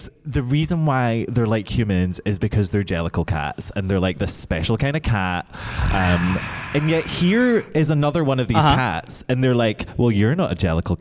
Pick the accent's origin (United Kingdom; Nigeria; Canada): United Kingdom; I'm so British